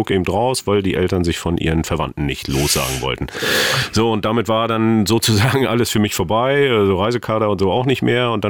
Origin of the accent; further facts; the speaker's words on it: East Germany, Germany; Ich bin Baujahr 67 und dann äh, suchst du dir ja, und das war ja bei uns im Osten so schon ein Sport.